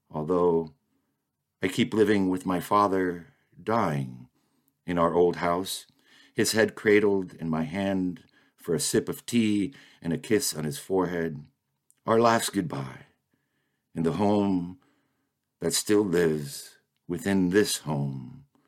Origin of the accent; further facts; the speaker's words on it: Miami, Florida, United States; moved away as an adult; now in Maine, United States; I grew up in Miami and lived in my same childhood home until I was thirty years old